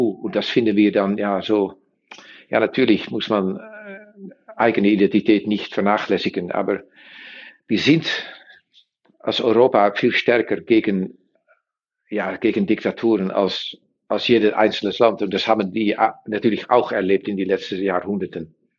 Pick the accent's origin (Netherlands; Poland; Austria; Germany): Netherlands; German is a second language; wir sind Niederländer